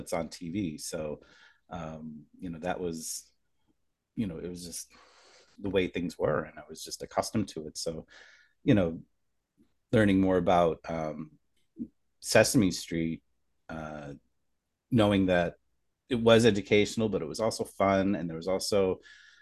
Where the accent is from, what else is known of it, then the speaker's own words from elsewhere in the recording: Scranton, Pennsylvania, United States; moved away as an adult; now in New York, United States; so I grew up in Scranton, Pennsylvania